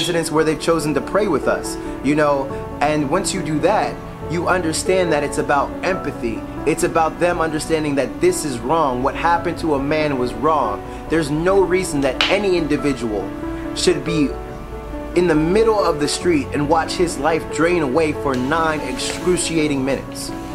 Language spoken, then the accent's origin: English; Philadelphia, Pennsylvania, United States; my hometown of Philadelphia